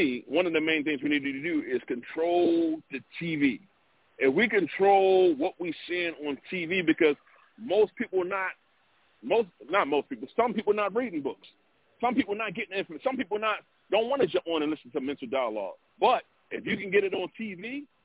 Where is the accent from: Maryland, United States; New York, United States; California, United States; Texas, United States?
Maryland, United States; Baltimore; I'm from Baltimore